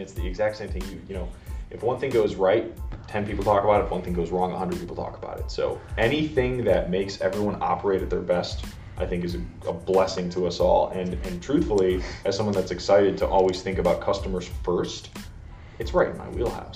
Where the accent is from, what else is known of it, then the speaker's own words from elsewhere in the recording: Chicago, Illinois, United States; I'm from Chicago